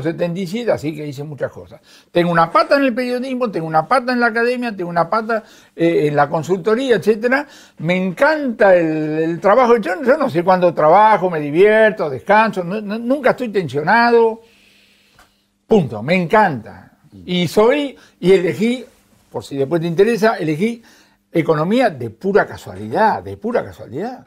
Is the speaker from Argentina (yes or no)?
yes; Buenos Aires, Argentina; yo nací en Liniers